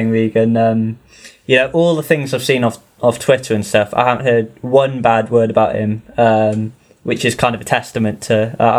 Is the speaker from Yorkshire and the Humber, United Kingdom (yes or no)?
no; Cardiff, Wales, United Kingdom; I'm from Cardiff